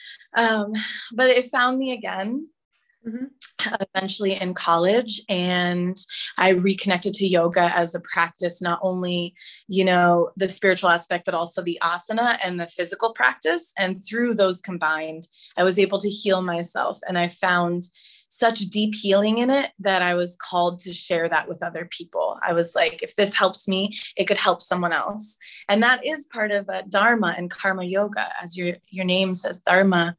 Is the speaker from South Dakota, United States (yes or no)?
no; California, United States; also born or lived in Oklahoma; now in Puerto Rico; I was born in Oklahoma, which is the most random thing ever. But we moved out of there to California within 3 years